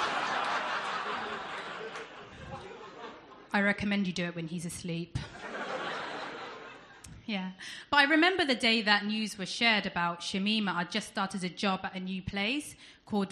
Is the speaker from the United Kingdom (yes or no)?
yes; United Kingdom; accent: southern; as I'm sure some of you can tell by my accent, I'm not from around here, I'm from down south